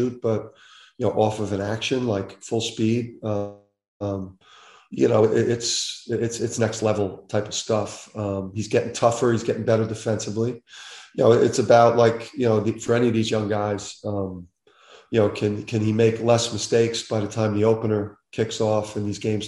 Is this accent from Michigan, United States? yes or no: no; Jersey City, New Jersey, United States; growing up in Jersey City